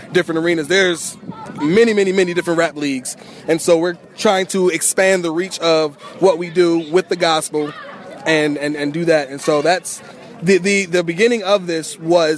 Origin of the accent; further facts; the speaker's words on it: Norfolk, Virginia, United States; I'm from Norfolk, Virginia, and flew all the way over here